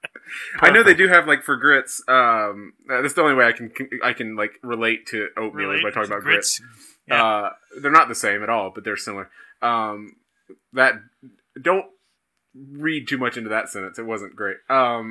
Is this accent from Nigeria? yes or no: no; the South, South Carolina, United States; The Carolina Reaper was invented in my hometown where I live now